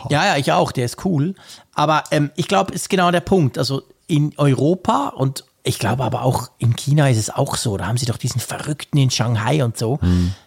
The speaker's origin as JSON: {"language": "German", "country": "Switzerland", "said": "als Schweizer"}